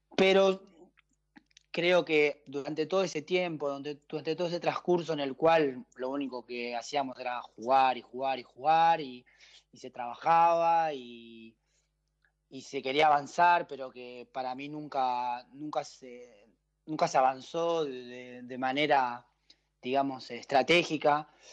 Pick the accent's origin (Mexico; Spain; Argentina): Argentina; moved away as an adult; also born or lived in Switzerland / Belgium; en Argentina que arrancamos en marzo y y terminamos en noviembre